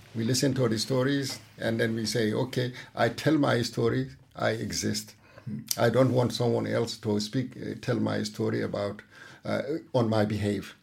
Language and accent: English; Mauritania; now in Denmark; I'm from Mauritania